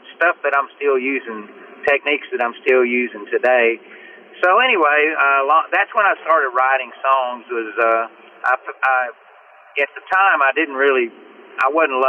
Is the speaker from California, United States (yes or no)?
no; Nacogdoches, Texas, United States; moved away; also born or lived in Nashville; I grew up in East Texas in a little town called Nacogdoches, Texas. I was raised on a dairy farm by my aunt and uncle.